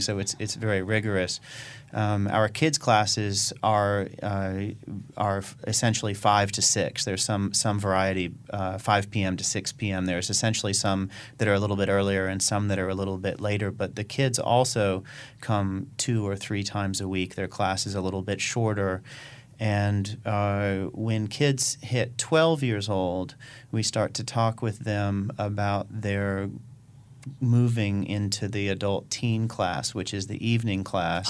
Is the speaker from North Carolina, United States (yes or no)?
yes; Chapel Hill, North Carolina, United States; also born or lived in Davidson, North Carolina; I'm from Chapel Hill, uh, and uh, I'm actually kind of from Davidson, North Carolina, and Chapel Hill because I had a parent in each one of those communities when I was when I was a child